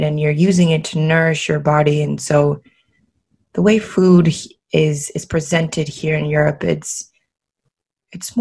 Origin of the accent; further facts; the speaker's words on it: Maryland, United States; moved away as an adult; also born or lived in Los Angeles / Paris; now in Barcelona, Spain; I grew up in Maryland in the United States